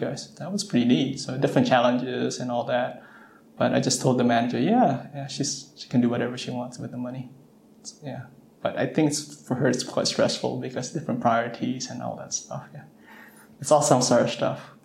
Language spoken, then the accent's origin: English; Southern California, United States; I'm from Southern California